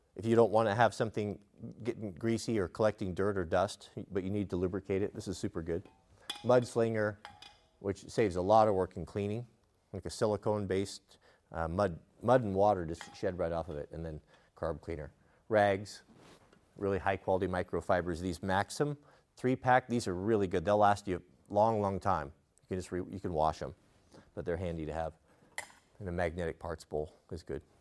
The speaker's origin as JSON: {"language": "English", "country": "United States", "said": "I'm an American"}